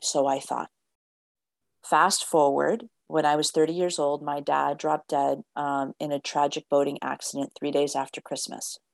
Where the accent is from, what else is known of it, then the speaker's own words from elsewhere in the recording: United States; I grew up in the States where it's like you had to fit this norm.